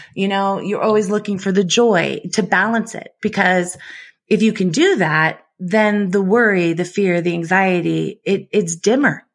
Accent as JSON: {"language": "English", "town": "San Francisco", "region": "California", "country": "United States", "tie": "born or raised there", "said": "I grew up in San Francisco"}